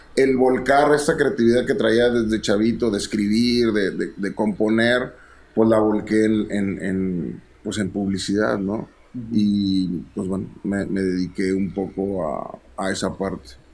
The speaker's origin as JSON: {"language": "Spanish", "town": "Monterrey", "region": "Nuevo León", "country": "Mexico", "said": "soy de Monterrey, entonces el soundtrack que se escuchaba en mi casa"}